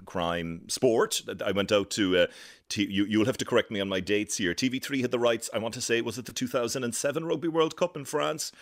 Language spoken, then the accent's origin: English; near Ballincollig, Cork, Munster, Ireland; moved away as an adult; also born or lived in Dublin; now in Washington, United States; I grew up in Cork, a place called Farren, which is outside Ballincollig, not far from Cork City